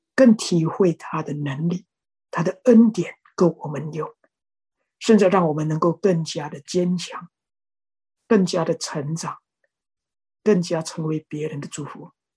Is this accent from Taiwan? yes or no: no; Indonesia; 我是印尼的